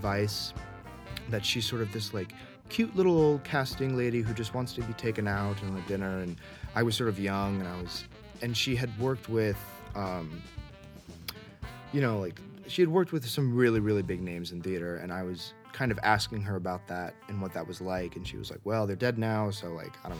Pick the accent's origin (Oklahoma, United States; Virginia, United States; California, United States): California, United States; San Diego; I'm from San Diego